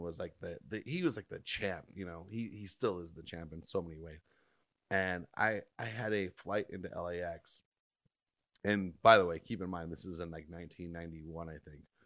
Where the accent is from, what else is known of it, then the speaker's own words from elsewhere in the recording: Orange County, California, United States; where I grew up in Orange County